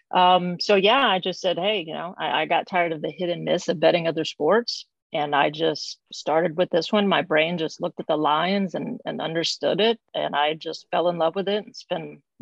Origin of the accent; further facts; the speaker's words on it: Alabama, United States; I'm from the Gulf Coast of Alabama, so I'm a huge not bandwagoner, but huge Crimson Tide fan.